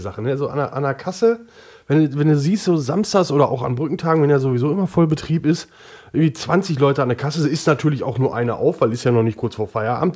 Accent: Oberhausen, North Rhine-Westphalia, Germany; Ich komme ja aus Oberhausen

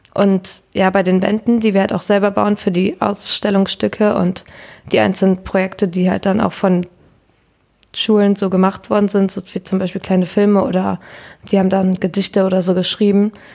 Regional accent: Berne, Lower Saxony, Germany; ich komme auch aus der Wesermarsch und da aus Berne

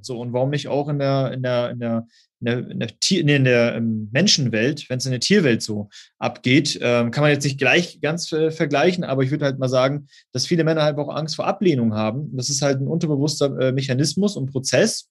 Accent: Osnabrück, Lower Saxony, Germany; Ich komme aus Osnabrück, das ist in der Nähe von Münster

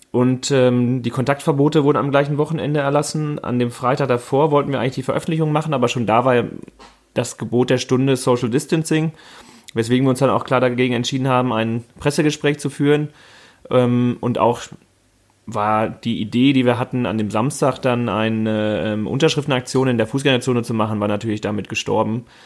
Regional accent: Freckenhorst, North Rhine-Westphalia, Germany; ich komme aus Freckenhorst, also bin in Warendorf geboren, an einem Fettmarktsonntag, wie ich immer gerne sage, an sehr stürmischen Fettmarktsonntag, ähm, im Jahr 1986, bin also 33 Jahre alt

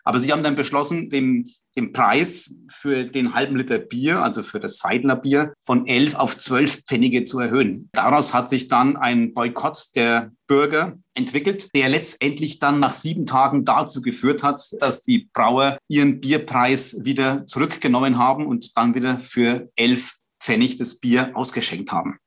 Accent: Bamberg, Bavaria, Germany; bei uns in Bamberg. Habe dann, wie gesagt, Geografie studiert, bin in Bamberg geblieben nach dem Abitur am Kaiser-Heinrich-Gymnasium

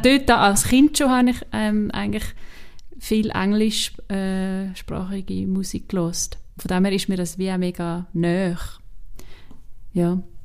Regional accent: Switzerland; accent: Swiss German; first language Swiss German; so Schweizerdeutsch und auch Hochdeutsch, ja, wo es irgendwie meine Muttersprache ist

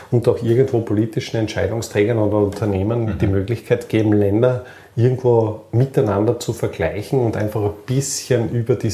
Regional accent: Austria; sind wir Österreicher jetzt nicht wirklich so, dass wir die großen Gründer sind

